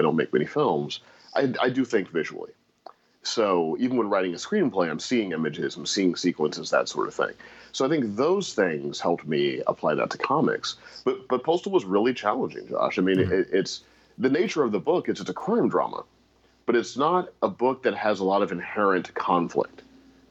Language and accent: English; St. Louis, Missouri, United States; moved away; growing up in St. Louis, Missouri, as I did